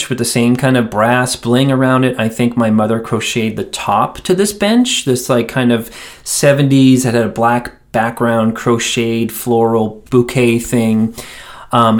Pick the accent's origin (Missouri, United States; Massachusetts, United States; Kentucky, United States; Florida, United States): Massachusetts, United States; Quincy; moved away as an adult; also born or lived in Dorchester, Massachusetts / Cambridge, Massachusetts; now in Asheville, United States; we moved south a few miles away to a town called Quincy, Massachusetts, which is still the town that I consider my hometown